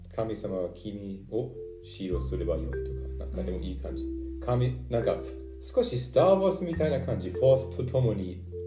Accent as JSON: {"language": "Japanese", "region": "Northern Germany", "country": "Germany", "tie": "born or raised there", "second_language": "Japanese", "moved": "yes", "lives_now": "Bavaria, Germany", "said": "私は北ドイツで育てられたんですけど"}